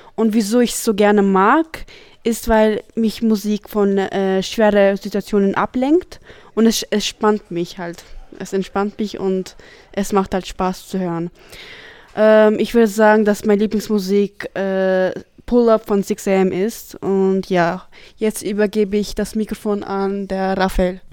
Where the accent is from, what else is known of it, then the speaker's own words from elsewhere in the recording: Wels, Upper Austria, Austria; ich komme aus Wels